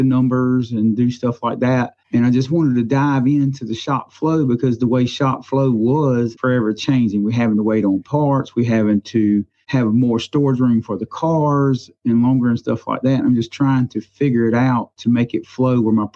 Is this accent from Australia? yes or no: no; Florence, South Carolina, United States; also born or lived in Pamlico, South Carolina; I grew up in Florence, South Carolina